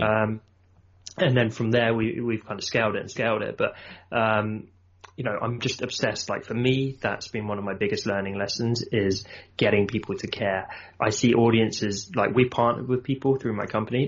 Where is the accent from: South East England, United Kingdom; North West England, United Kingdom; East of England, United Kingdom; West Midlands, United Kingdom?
South East England, United Kingdom; Surrey; I'm from south of London, so kind of Surrey area